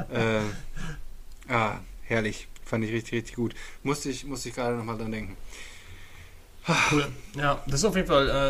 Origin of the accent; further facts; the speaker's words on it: Bielefeld, North Rhine-Westphalia, Germany; Ich bin ja Bielefelder.